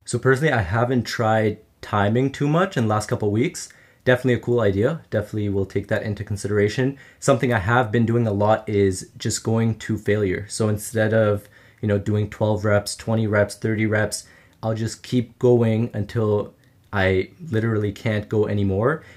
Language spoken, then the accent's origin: English; Ottawa, Ontario, Canada; I grew up in Ottawa, Canada